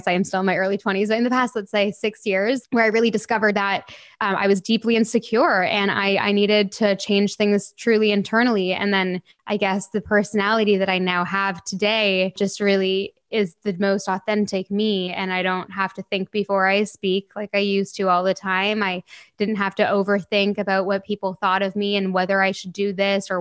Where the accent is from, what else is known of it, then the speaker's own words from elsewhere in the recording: Canada; moved away as an adult; now in England, United Kingdom; I would have just moved to England in January, and I was born and raised in Canada.